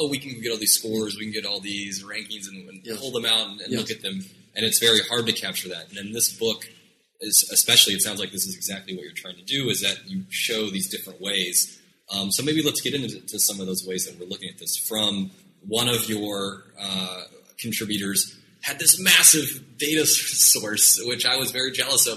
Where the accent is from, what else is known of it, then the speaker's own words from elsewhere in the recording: Oklahoma, United States; now in New York, United States; I am from Oklahoma